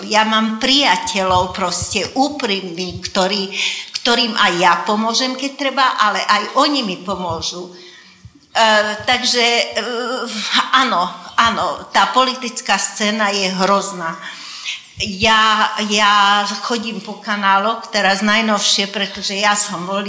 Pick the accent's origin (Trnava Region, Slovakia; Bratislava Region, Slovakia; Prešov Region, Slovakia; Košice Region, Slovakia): Trnava Region, Slovakia; Dunajská Streda; first language Hungarian; Slovak is a second language; moved away as an adult; now in Žilina, Slovakia; Áno, ja som z Dunajskej stredy, aj mám tam dodnes do rodičovský e, byt